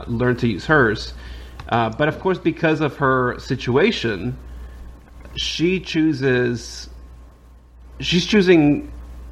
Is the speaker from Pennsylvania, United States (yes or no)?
no; New York City, New York, United States; I grew up in the Bronx in New York